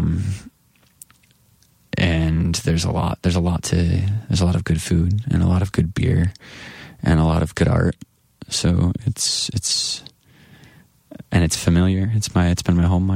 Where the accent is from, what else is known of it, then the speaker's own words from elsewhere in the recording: Grand Rapids, Michigan, United States; my hometown of Grand Rapids